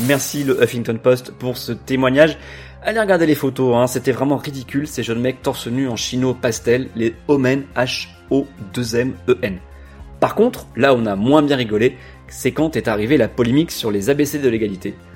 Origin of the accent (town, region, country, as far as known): France